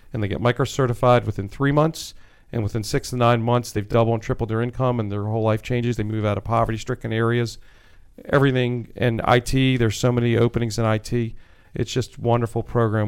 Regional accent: Wheaton, Maryland, United States; I grew up in Wheaton, Maryland

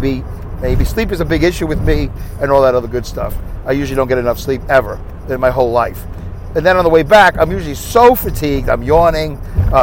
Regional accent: New York City, New York, United States; accent: Brooklyn; I have a Brooklyn accent

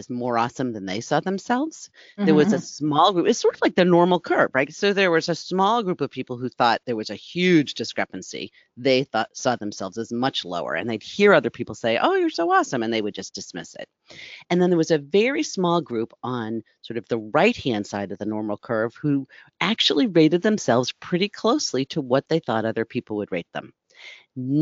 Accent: East Coast, United States; I grew up as an East Coast girl

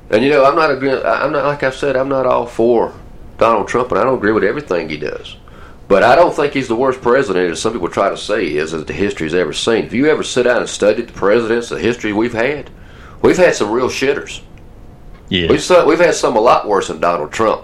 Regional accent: Atlanta, Georgia, United States; also born or lived in Douglasville; I'm from Atlanta just like you.

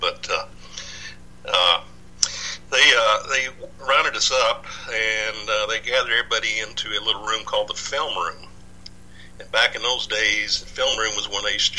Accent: Dallas, Texas, United States; also born or lived in Michigan; I'm originally from Dallas. Actually, I was born in Michigan of all places, but our family moved to Dallas about 1 year after I was born. But anyway, I grew up in Dallas

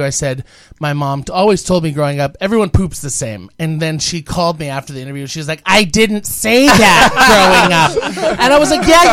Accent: East Bay, California, United States; I was born and raised in the East Bay, very boring and suburban

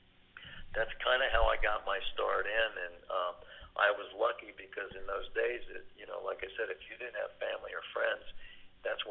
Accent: Hialeah, Florida, United States; As this poor kid growing up in Hialeah.

